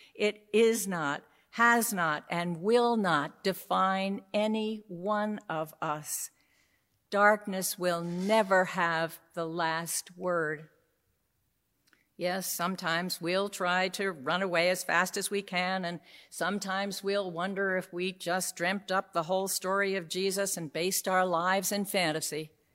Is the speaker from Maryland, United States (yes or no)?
no; New York City, New York, United States; I grew up in New York City